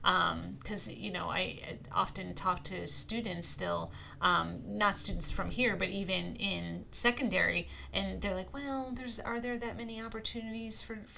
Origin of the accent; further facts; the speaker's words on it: New York, United States; moved away as an adult; now in Northeast Pennsylvania, United States; I came to Pennsylvania to go to school. I'm from New York originally.